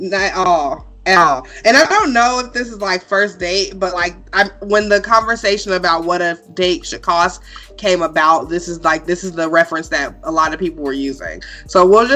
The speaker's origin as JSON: {"language": "English", "region": "Illinois", "country": "United States", "moved": "yes", "lives_now": "Nevada, United States", "said": "I'm also from Illinois"}